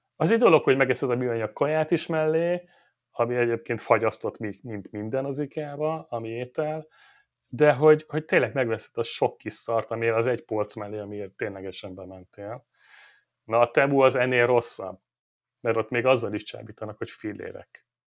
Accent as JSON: {"language": "Hungarian", "country": "Hungary", "said": "Magyarok vagyunk"}